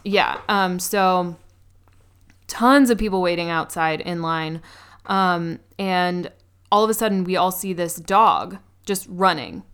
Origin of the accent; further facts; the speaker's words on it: New York, United States; as a New Yorker